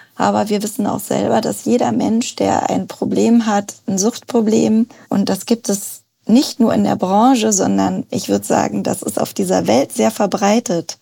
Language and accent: German; North Rhine-Westphalia, Germany; moved away as an adult; also born or lived in Cologne / London / South Africa; now in Berlin, Germany; Ich bin in NRW aufgewachsen